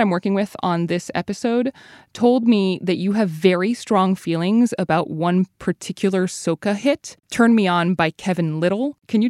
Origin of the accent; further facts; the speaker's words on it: Canada; I'm Trinidadian. My dad is from there. But I didn't grow up there. I grew up in Canada.